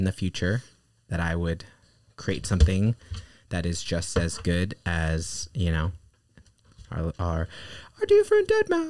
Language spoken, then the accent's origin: English; Manhattan, New York, United States; I grew up in Manhattan, more specifically on the Upper West Side.